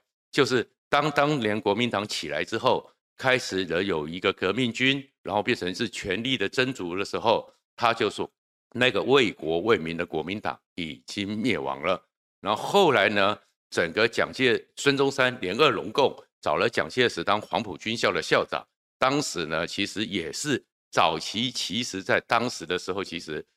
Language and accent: Chinese; Taiwan; 今天我们在台湾最大的担忧